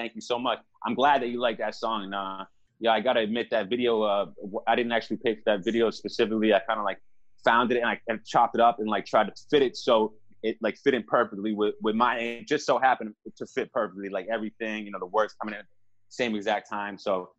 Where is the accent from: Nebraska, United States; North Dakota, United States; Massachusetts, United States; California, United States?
Massachusetts, United States; Boston; also born or lived in Milton; I was born in Boston. I lived in, Milton for a little while, which is, right outside of it. And then I actually... my family moved to a nicer town up north where I spent my middle school years. But I've lived in five different states.